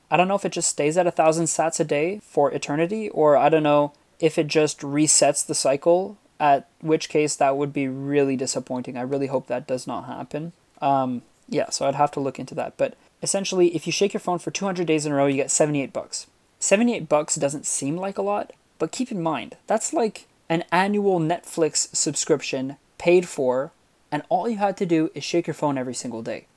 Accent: Montreal, Quebec, Canada; I'm from Montreal

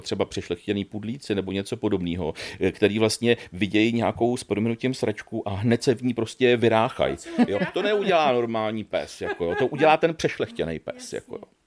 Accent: Kladno, Central Bohemian Region, Czechia; já pocházím z Kladna

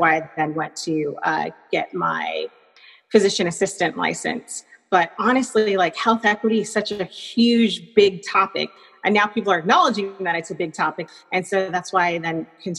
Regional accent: Riverside, California, United States; moved away; I'm originally from Riverside, California

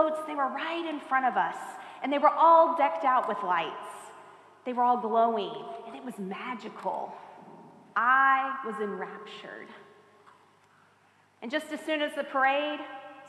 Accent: Auburndale, Florida, United States; I grew up in Auburndale, a small town between here and Tampa

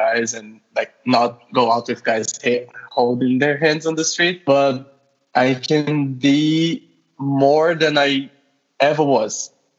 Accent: Rio de Janeiro, Brazil; now in Moscow, Russia; I'm Brazilian, living in Russia, Moscow, more exactly. And guess what? I also study medicine here. And I'm originally from Rio, in Brazil. And now I'm living in Moscow

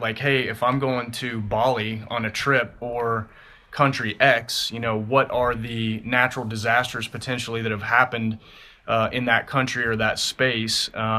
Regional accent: Central Valley, California, United States; I grew up in the Central Valley as well.

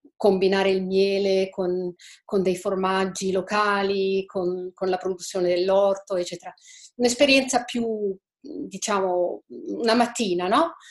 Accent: Switzerland; io sono svizzera, abito in Svizzera

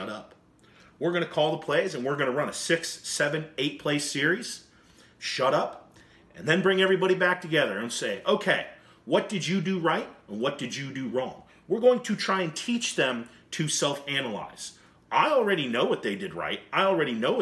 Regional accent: United States; as American coaches and American leaders

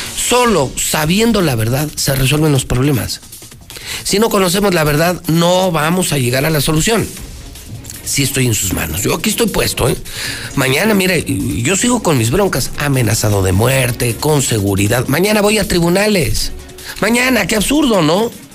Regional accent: Aguascalientes, Mexico; La tasa de desempleo es más alta aquí que en el país. Somos de los estados más inseguros

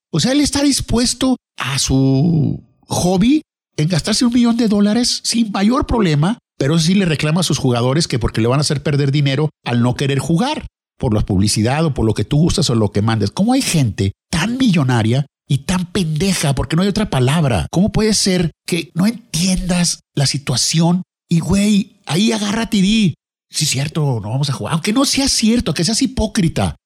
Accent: Lerdo, Durango, Mexico; moved away as an adult; now in Torreón, Mexico; En mi ciudad natal, Ciudad Lerdo, Durango

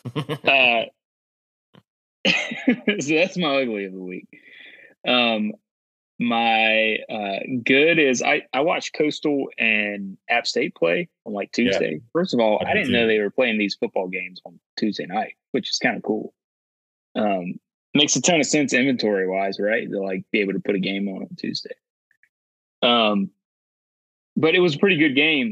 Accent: North Carolina, United States; grew up in North Carolina.

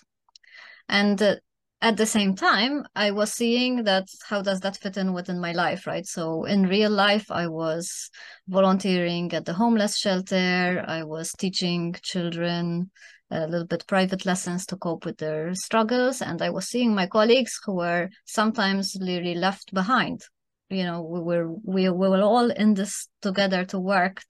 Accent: Malta; also born or lived in Germany; now in Spain; I'm originally from Malta

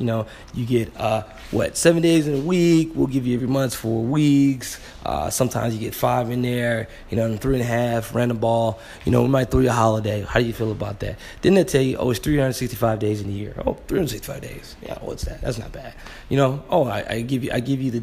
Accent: Flint, Michigan, United States; I'm from Flint, Michigan.

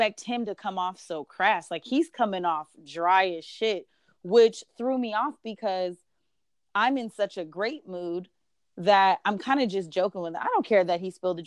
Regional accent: United States; moved away as an adult; also born or lived in Tanzania; as an American

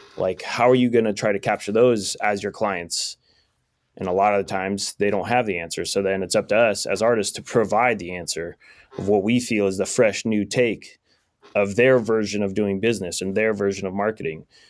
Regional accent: Sonora, California, United States; also born or lived in Long Beach; I grew up here in Sonora

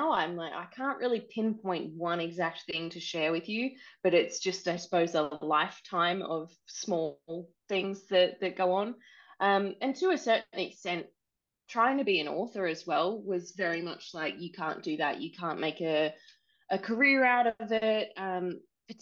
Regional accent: Australia; now in New Zealand; I'm Australian, but I live in New Zealand

